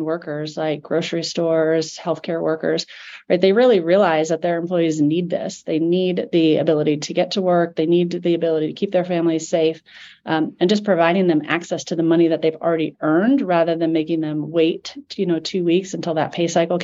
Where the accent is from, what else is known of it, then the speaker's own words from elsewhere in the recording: Omaha, Nebraska, United States; growing up in Omaha, Nebraska